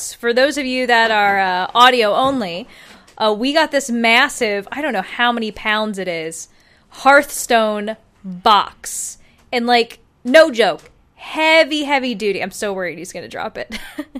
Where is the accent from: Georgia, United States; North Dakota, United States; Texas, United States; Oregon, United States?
Georgia, United States; Atlanta; Oh, I'm from Atlanta.